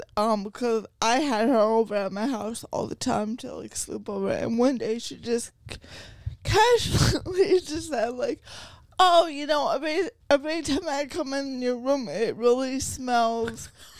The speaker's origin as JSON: {"language": "English", "region": "Vermont", "country": "United States", "tie": "born or raised there", "said": "I grew up in Vermont, right?"}